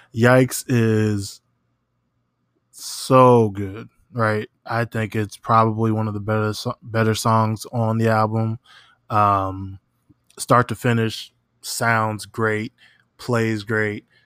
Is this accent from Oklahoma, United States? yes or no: yes; Oklahoma, United States; moved away as an adult; now in New Orleans, United States; I am from Oklahoma. Uh, I live in New Orleans currently